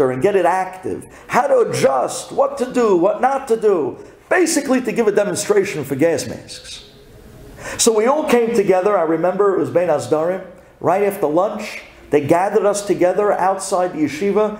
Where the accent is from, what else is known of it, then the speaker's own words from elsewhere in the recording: New York City, New York, United States; also born or lived in Jerusalem, Israel; you're coming from Brooklyn